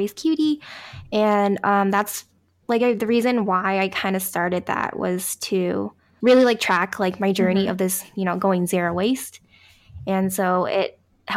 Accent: Tacoma, Washington, United States; moved away; I actually grew up in the Pacific Northwest, so like near Seattle

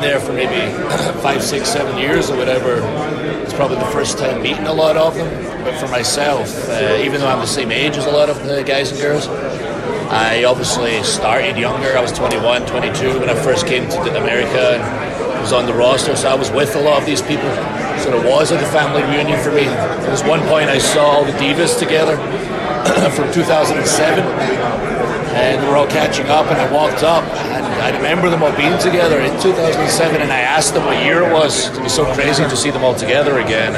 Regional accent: Scotland, United Kingdom; I'm from Scotland

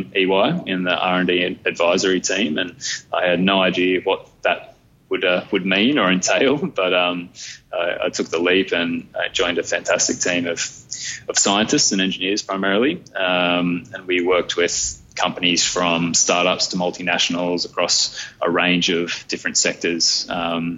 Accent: Camden, New South Wales, Australia; I grew up in Camden, so 45 minutes up the hill. Still live in Camden.

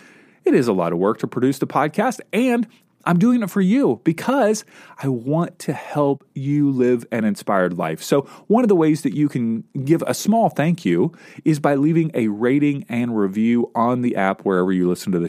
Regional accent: Kentucky, United States; now in California, United States; I grew up in Kentucky.

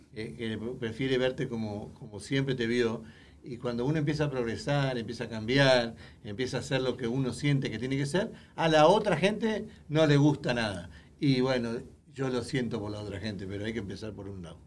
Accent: Uruguay; moved away; yo soy uruguayo

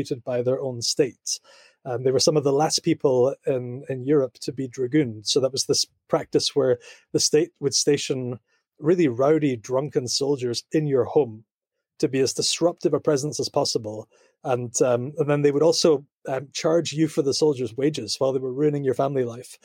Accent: Scotland, United Kingdom; accent: Scottish; also born or lived in Kampen, Netherlands; I grew up in Scotland. I'm Scottish, as you can tell by my accent

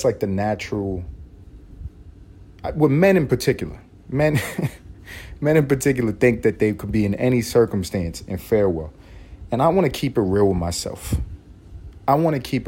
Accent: United States; because I'm American

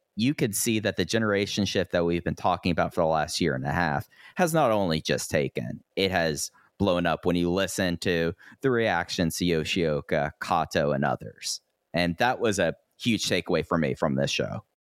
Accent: Fort Worth, Texas, United States; moved away; I am now back in my hometown, Fort Worth, Texas

